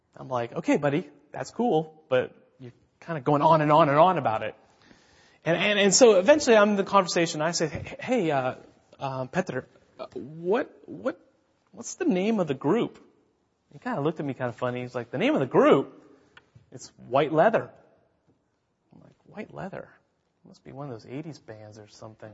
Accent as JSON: {"language": "English", "country": "United States", "moved": "as an adult", "lives_now": "Czech Republic", "said": "I was the first American to live in this town"}